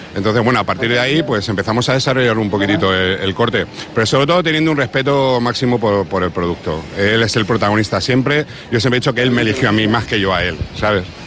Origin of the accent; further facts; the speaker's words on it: Canary Islands, Spain; now in Madrid, Spain; yo aunque estoy aquí en Madrid desarrollando mi labor profesional, pues yo siempre vengo a, mi tierra que es Canarias